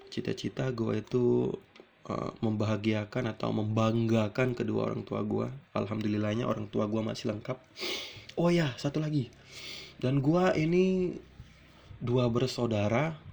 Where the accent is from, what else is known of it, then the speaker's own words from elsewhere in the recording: Palembang, South Sumatra, Indonesia; also born or lived in Lampung; gue itu sebenarnya asli di Palembang namun gue itu numpang lahir di Lampung. Jadi gua itu numpang lahir di Lampung dan besar di Palembang gitu. Dan sekarang gua tinggal di Palembang.